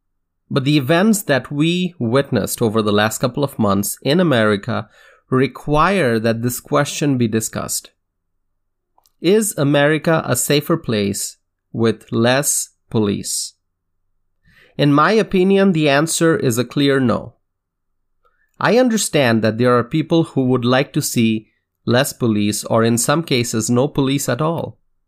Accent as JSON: {"language": "English", "region": "Wisconsin", "country": "United States", "said": "In my home state of Wisconsin, riots and looting have caused devastation on State Street near downtown Madison."}